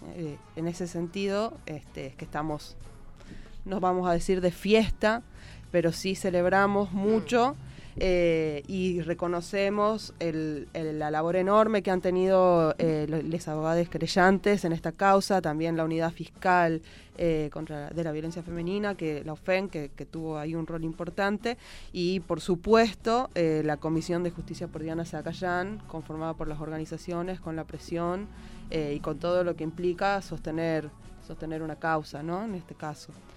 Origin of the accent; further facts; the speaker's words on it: Tucumán, Argentina; en Tucumán, de donde vengo yo